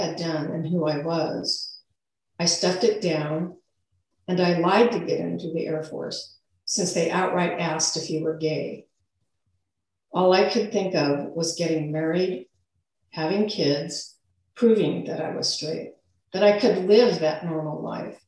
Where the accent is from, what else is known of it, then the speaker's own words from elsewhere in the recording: Forest Grove, Oregon, United States; I moved back to my hometown, Forest Grove, with two kids at 22